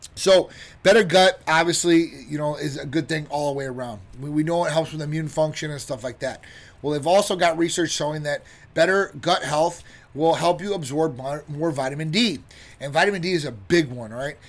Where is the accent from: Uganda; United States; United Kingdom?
United States; Chicago, Illinois; now in Florida, United States; I'm from Chicago, originally Midwest area